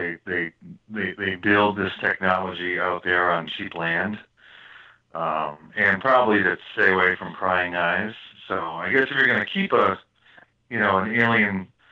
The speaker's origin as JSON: {"language": "English", "region": "Florida", "country": "United States", "tie": "born or raised there", "said": "my home state of Florida."}